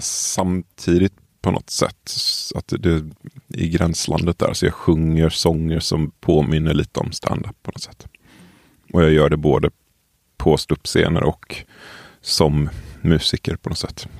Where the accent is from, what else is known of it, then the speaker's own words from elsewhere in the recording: Tollered, Västra Götaland, Sweden; moved away as an adult; Jag kommer från, eh, vad ska man säga, strax utanför ett litet ställe som heter Tollered som i sin tur är, ligger utanför Göteborg.